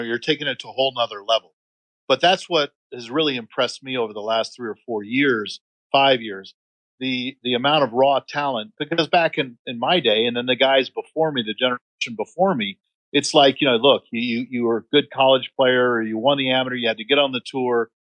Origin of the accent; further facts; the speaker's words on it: North Carolina, United States; born there; also born or lived in Ohio / Michigan / New York / Texas; I was born in North Carolina, as you pointed out, and by the time I was 13, I had lived in North Carolina, Marietta, Ohio, Birmingham, Michigan, Long Island, New York, Dallas, Texas, Tustin, California, Wheaton, Illinois